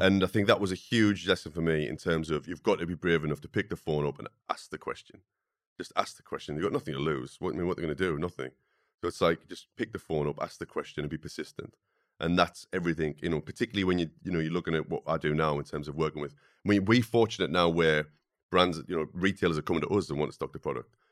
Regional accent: the Northeast, North East England, United Kingdom; growing up in the Northeast where, when I wa, you know, was at school, no one ever talked about going to university

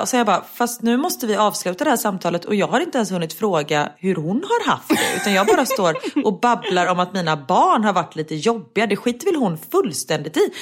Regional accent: Sweden; moved away; om jag hade varit hemma i Sverige

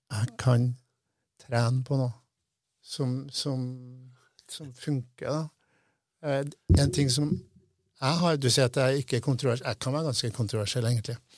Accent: Namsos, Trøndelag, Norway; first language Norwegian; moved away as an adult; Jeg vokste opp i Namsos. Så flytta jeg herfra da jeg var 20.

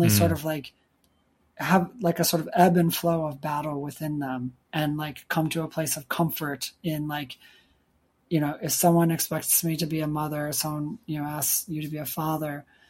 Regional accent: Chicago, Illinois, United States; also born or lived in Michigan; I grew up in Chicago, but we went up to like Michigan and I spent time in the woods growing up

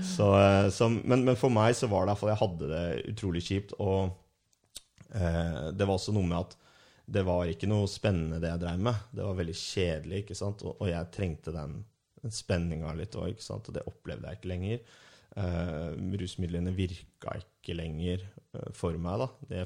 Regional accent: Ski, Akershus, Norway; i Ski, så sånn der jeg er fra

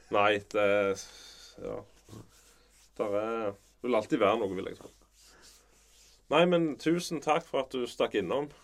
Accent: Varhaug, Rogaland, Norway; now in Vigrestad, Norway; Sjøl er jeg jo fra Varhaug

